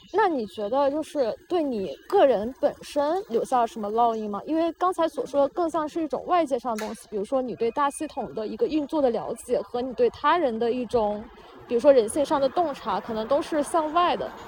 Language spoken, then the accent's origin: Chinese; China; 我们在大陆土生土长的人